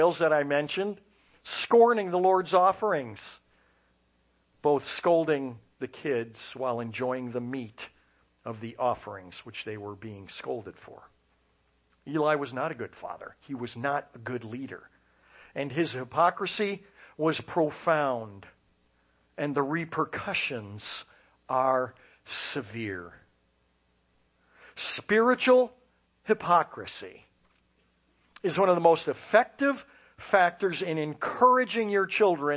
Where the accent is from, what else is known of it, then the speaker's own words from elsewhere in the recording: Chicago, Illinois, United States; I grew up in Chicago, in suburbia